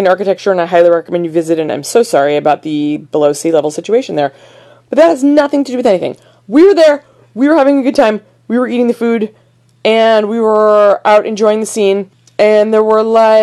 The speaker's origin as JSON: {"language": "English", "region": "New Jersey", "country": "United States", "said": "I'm from New Jersey"}